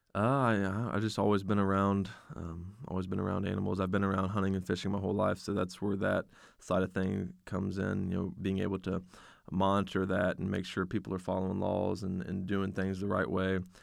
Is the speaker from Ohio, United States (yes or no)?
yes; West Milton, Ohio, United States; It's based out of my hometown, West Milton, Ohio.